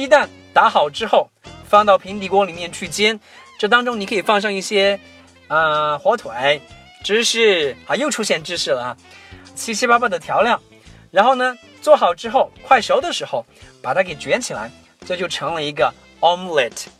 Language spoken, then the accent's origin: Chinese; China; 对于我们中国人来讲